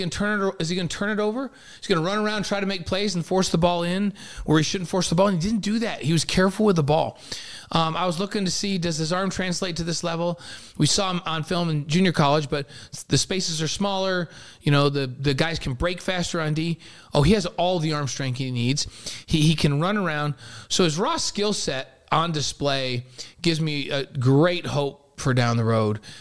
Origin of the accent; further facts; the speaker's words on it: New York, United States; I'm from New York